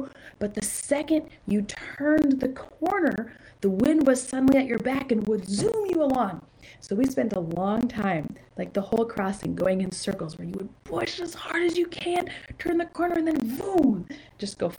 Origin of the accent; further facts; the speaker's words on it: San Juan Islands, Washington, United States; I grew up in the San Juan Islands